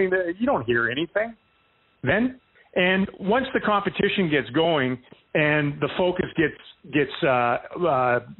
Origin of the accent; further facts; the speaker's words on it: United States; I'm American.